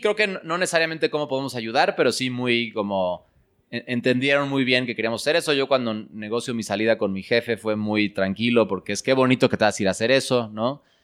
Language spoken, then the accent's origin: Spanish; Mexico City, Mexico; mis papás nacieron aquí en México y yo nací aquí en México